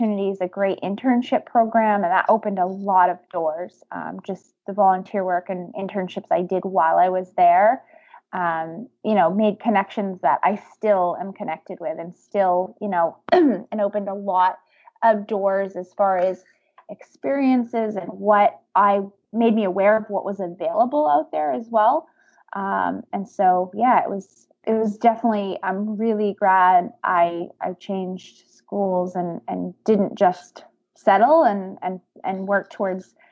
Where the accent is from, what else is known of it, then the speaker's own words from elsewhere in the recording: Maine, United States; I grew up in Maine and not too far from the ocean.